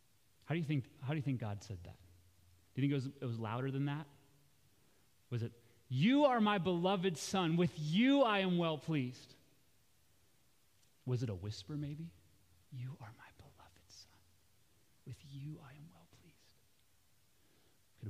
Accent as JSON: {"language": "English", "country": "United States", "said": "as American Christians"}